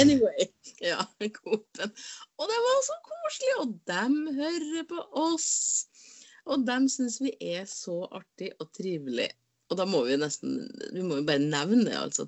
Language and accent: Norwegian; Inderøy, Trøndelag, Norway; moved away; jeg har ikke vært hjemme på Inderøya på lenge